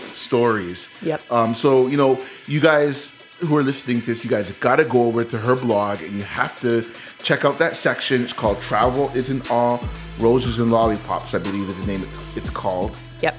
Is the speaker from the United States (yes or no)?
no; Canada; this is a Canadian show, that we're Canadian